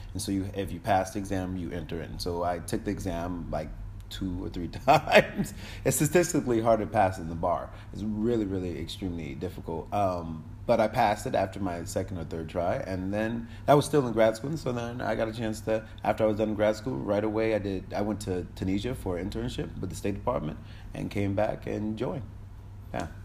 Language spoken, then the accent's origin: English; Hartford, Connecticut, United States; moved away as an adult; now in Kingston, Jamaica; I was born in Hartford, Connecticut